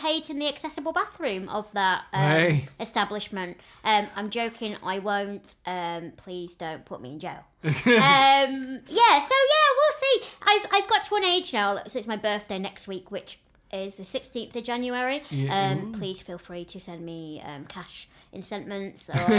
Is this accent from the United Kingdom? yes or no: yes; the north of England, United Kingdom; accent: northern; moved away; That's because I'm from up north